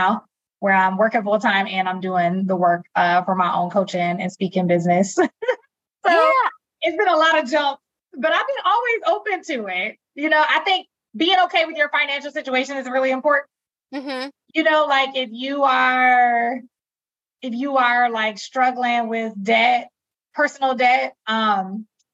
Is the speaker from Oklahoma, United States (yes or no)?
no; Milwaukee, Wisconsin, United States; moved away as an adult; also born or lived in Hampton, Virginia; I came back home to my hometown of Milwaukee, Wisconsin